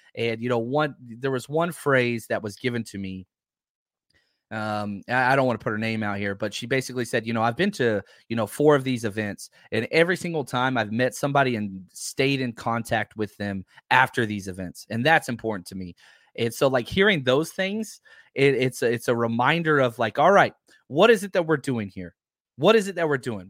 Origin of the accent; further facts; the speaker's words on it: Texas, United States; I grew up in Texas